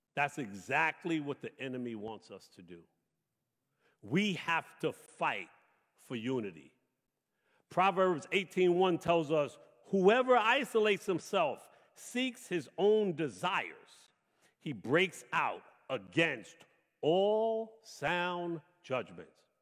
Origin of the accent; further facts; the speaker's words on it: New York City, New York, United States; I grew up in Brooklyn, the oldest of eight children